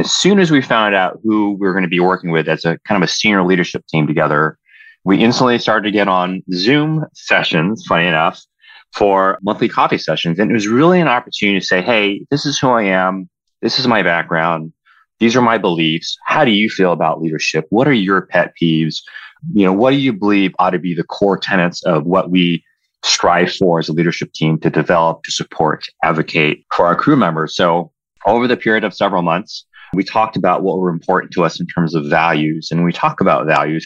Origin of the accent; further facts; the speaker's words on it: Southern California, United States; as a young child growing up in, ball place places, Southern California